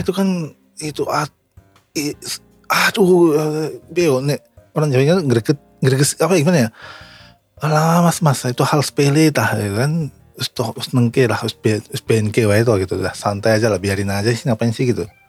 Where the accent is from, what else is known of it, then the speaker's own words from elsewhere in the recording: Yogyakarta, Special Region of Yogyakarta, Indonesia; accent: Javanese; moved away as an adult; now in Japan; Ini logat saya juga Jawa banget